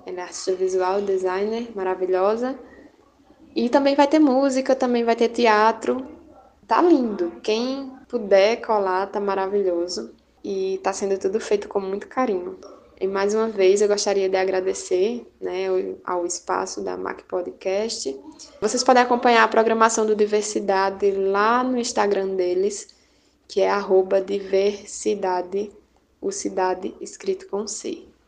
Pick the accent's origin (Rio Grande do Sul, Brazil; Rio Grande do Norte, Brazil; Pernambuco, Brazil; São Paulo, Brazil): Pernambuco, Brazil; Belo Jardim; sou de Belo Jardim, cidade do Agreste de Pernambuco